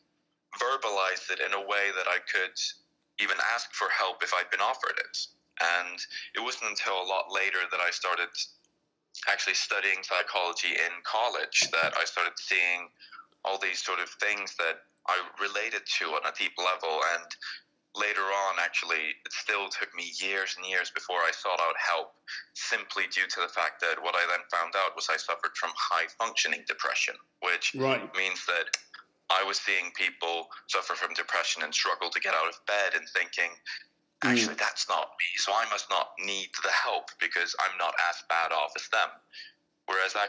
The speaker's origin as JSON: {"language": "English", "country": "Iceland", "moved": "yes", "said": "you'll probably notice my accent is a bit different from his, but I'm originally from Iceland, but I've worked now in several different countries"}